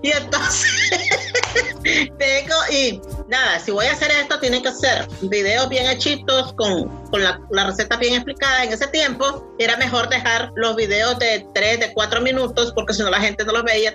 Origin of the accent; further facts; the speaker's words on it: Nicaragua; yo soy nicaragüense